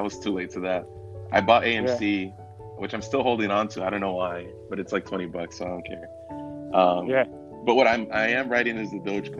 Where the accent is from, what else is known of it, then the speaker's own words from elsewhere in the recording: Elizabeth, New Jersey, United States; moved away as an adult; now in Southern California, United States; I'm 26, from Southern California. Sergio and I went to high school together in New Jersey